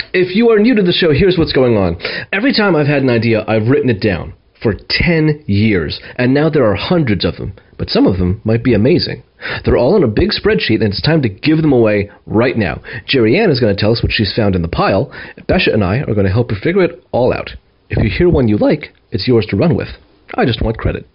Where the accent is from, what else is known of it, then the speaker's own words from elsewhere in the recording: New York, United States; moved away as an adult; now in Bay Area, United States; calling in from the great state of New York, my home state